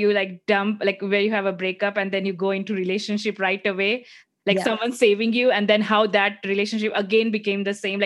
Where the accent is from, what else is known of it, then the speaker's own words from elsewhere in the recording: India; as a mom, as an Indian woman